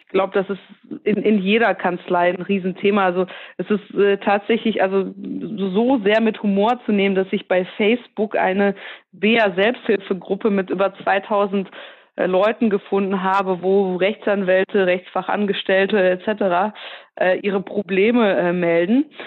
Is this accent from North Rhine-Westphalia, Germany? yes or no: yes; Ruhr area, North Rhine-Westphalia, Germany; ich komme aus dem Ruhrgebiet